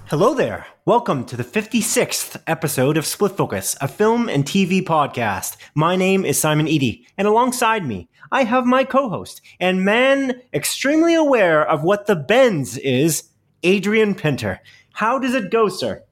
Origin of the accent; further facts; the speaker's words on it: Canada; we're Canadian